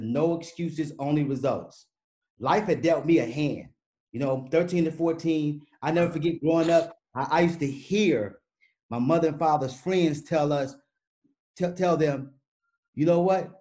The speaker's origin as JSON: {"language": "English", "town": "Chicago", "region": "Illinois", "country": "United States", "also_born_or_lived": "Michigan", "moved": "as an adult", "said": "I'm from Chicago"}